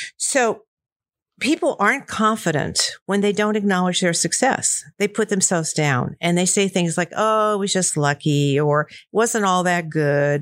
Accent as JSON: {"language": "English", "town": "Columbia", "region": "Missouri", "country": "United States", "tie": "born or raised there", "said": "I grew up in Missouri, Columbia, Missouri, to be exact"}